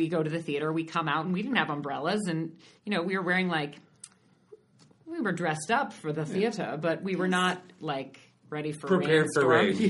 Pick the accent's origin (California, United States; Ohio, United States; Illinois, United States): California, United States; Oakland; moved away as an adult; now in New York, United States; I was born and raised in the Bay Area, never thought I'd leave.